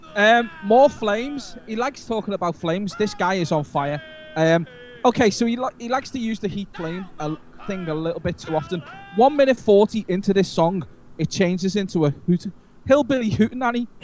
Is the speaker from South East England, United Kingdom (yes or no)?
no; Liverpool, North West England, United Kingdom; I'm from Liverpool